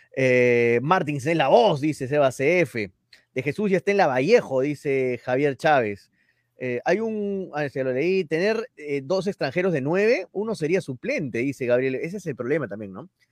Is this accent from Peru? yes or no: yes; Peru; soy peruano, pese a que soy hincha Melgar y todo, soy peruano